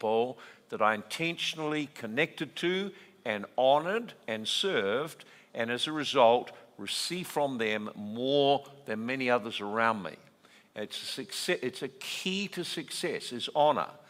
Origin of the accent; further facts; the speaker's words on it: New Zealand; I'm Kiwi